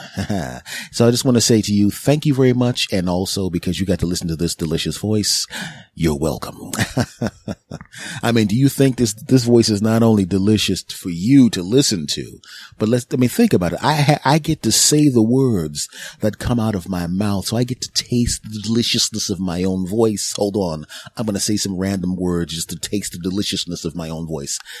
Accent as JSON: {"language": "English", "town": "Philadelphia", "region": "Pennsylvania", "country": "United States", "tie": "born or raised there", "said": "in my hometown of, uh, of Philadelphia."}